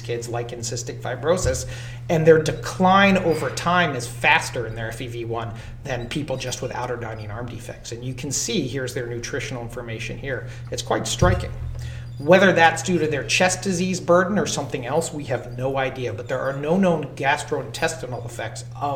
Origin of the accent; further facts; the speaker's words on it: the South, United States; As a Southerner